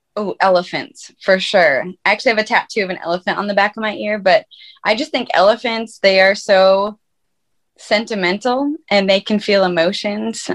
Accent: Minnesota, United States; moved away as an adult; also born or lived in Fargo, North Dakota; now in Nashville, United States; I'm originally from Fargo, North Dakota, and I grew up in Minnesota. And then I moved to Nashville, Tennessee about five years ago

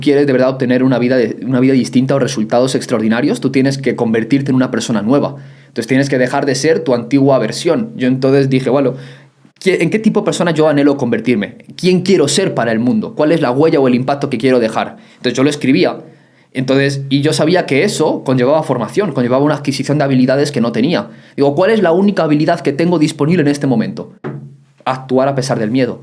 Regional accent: Soria, Castile and León, Spain; yo nací en Soria, en España

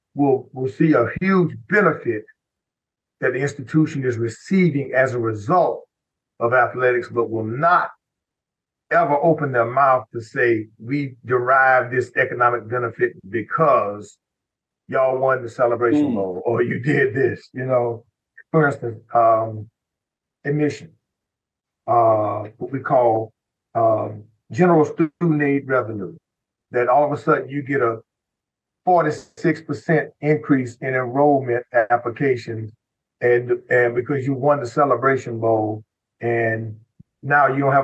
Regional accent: South Dakota, United States; And I'm from South Dakota. And I'm a Black kid from South Dakota.

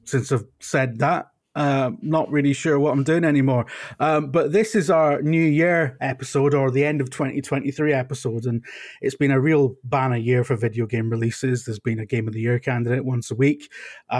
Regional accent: United Kingdom; I'm British

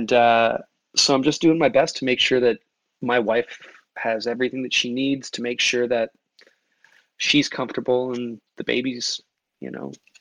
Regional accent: Toronto, Ontario, Canada; I grew up in Toronto, where it's a really multicultural city

